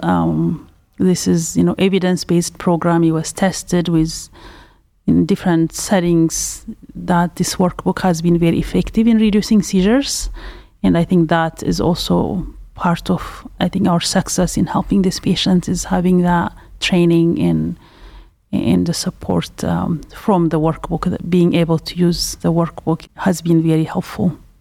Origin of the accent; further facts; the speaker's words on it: Ethiopia; also born or lived in Pasadena, California; now in Cleveland, United States; I'm originally from Ethiopia